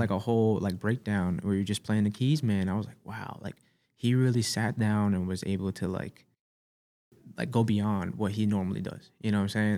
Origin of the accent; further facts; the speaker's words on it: New York City, New York, United States; I'm from Staten Island